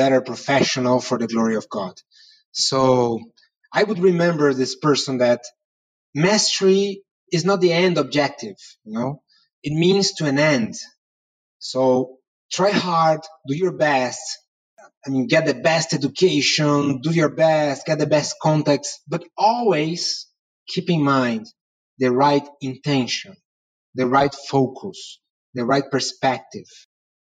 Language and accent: English; Brazil; I'm from Brazil